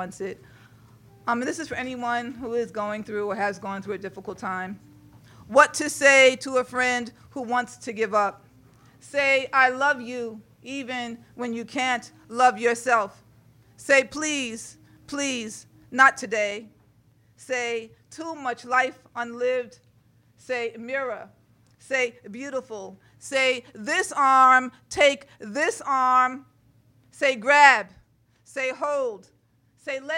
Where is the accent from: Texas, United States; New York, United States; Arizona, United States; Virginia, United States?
New York, United States; New York City; also born or lived in Brooklyn; I live in Brooklyn now, but I was born in Sugar Hill, Harlem